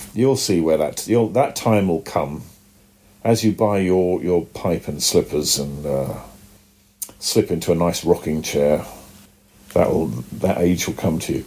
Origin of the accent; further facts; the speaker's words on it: United Kingdom; accent: British; my British accent